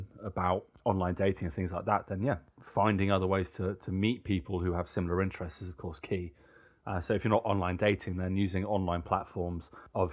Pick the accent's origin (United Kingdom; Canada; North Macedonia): United Kingdom; England; accent: posh English (Hugh Grant type)